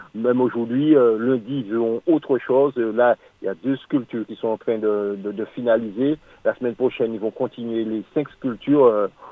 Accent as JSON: {"language": "French", "country": "Martinique", "said": "nous sommes tous des Martiniquais, des Antillais"}